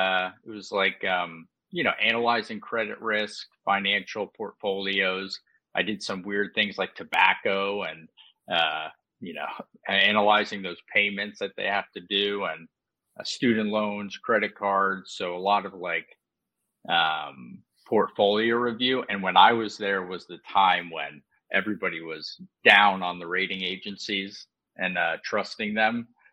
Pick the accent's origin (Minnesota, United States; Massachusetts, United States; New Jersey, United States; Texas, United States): New Jersey, United States; Long Valley; moved away as an adult; also born or lived in New York; now in Washington, D.C. area, United States; So I'm from a small town called Long Valley.